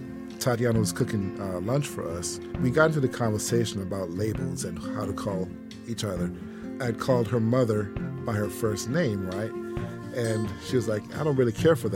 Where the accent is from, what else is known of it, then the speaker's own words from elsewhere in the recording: St. Kitts & Nevis; now in Atlanta, United States; I grew up in the West Indian country of St. Kitts